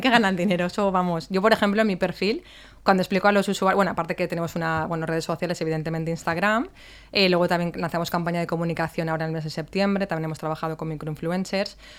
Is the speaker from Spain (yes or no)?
yes; Valencia, Valencian Community, Spain; Yo que soy de Valencia de toda la vida